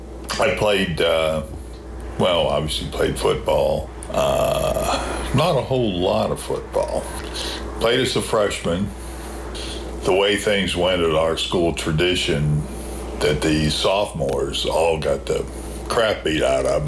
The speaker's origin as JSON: {"language": "English", "town": "Burgettstown", "region": "Pennsylvania", "country": "United States", "tie": "born or raised there", "also_born_or_lived": "Washington, Pennsylvania / Charlottesville, Virginia", "moved": "yes", "said": "In Burgettstown, Pennsylvania. small town. Didn't have a stoplight at that time, but it does have one now."}